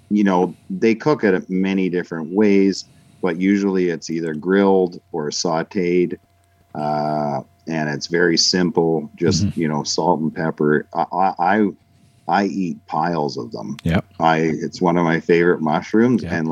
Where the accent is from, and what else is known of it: Canada